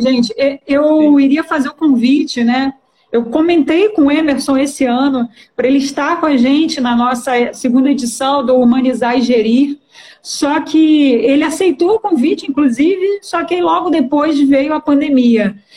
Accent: Baixada Fluminense, Rio de Janeiro, Brazil; eu vim da Baixada Fluminense

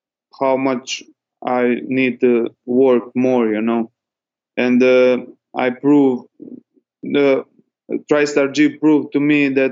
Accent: Dubrovnik, Dubrovnik-Neretva County, Croatia; I will fight for that belt in my country, in Croatia. I'm usually from Dubrovnik.

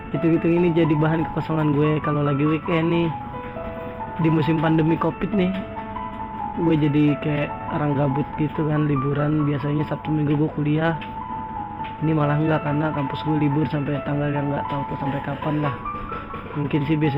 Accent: Jakarta, Indonesia; born there; Gue lahir di Jakarta dan sampai sekarang gue stay di wilayah baratnya Jakarta, tepatnya di wilayah Selipi.

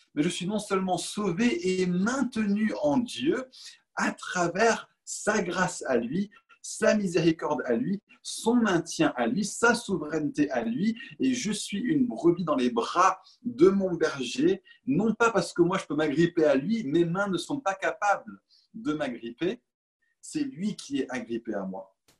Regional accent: Paris, Île-de-France, France; Je suis parisien

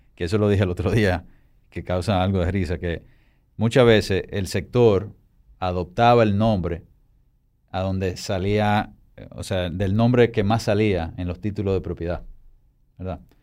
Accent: Santo Domingo, Dominican Republic; Y es donde está mi oficina, donde yo nací, donde yo vivo.

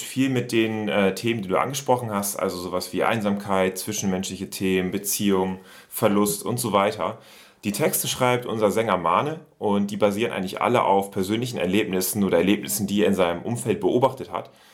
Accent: Oldenburg, Lower Saxony, Germany; bei uns in Oldenburg, in der Heimatstadt.

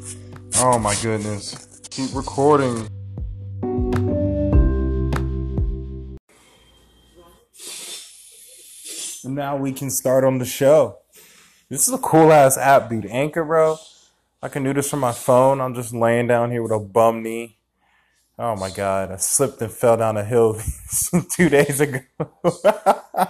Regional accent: Georgia, United States; Augusta, Georgia, my home state.

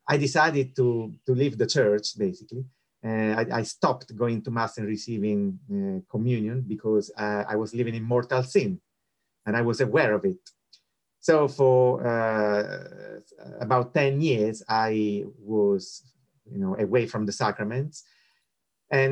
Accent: Rome, Lazio, Italy; moved away; I was born and bred in Rome

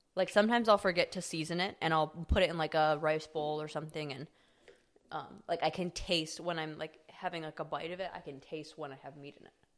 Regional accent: Midwest, United States; growing up in the Midwest

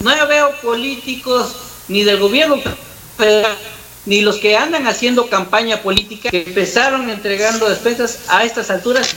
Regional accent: Mexico; como mexicanos

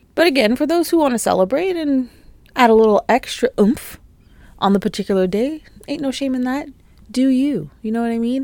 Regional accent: Canada; also born or lived in Toronto; being Canadian, being in Canada, you know, being based in Toronto and the G T

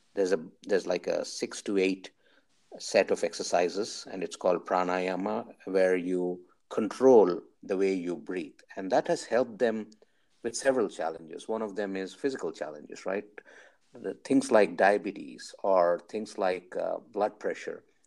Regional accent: India; I'm from India

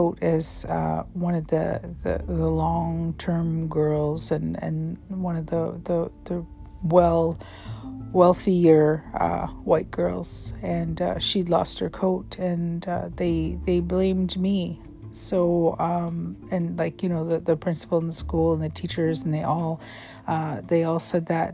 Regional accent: Vancouver, British Columbia, Canada; had grown up all over Vancouver, on the east side, the south side of Vancouver.

